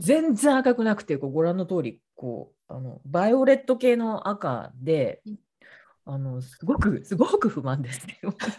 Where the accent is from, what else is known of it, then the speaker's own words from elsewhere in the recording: Kawasaki, Kanagawa, Japan; えっと、神奈川です。川崎です